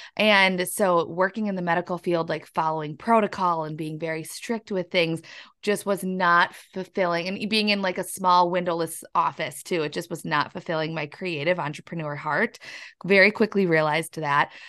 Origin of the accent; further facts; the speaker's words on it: La Crescent, Minnesota, United States; moved away as an adult; now in Wisconsin, United States; I'm actually from La Crescent, Minnesota. It's down in the southern east part of Minnesota, just right across the river from La Crosse, Wisconsin